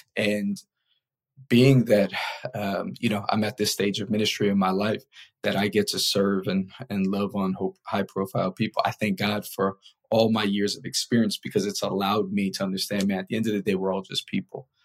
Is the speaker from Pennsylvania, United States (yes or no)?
no; New York City, New York, United States; someone born and raised in New York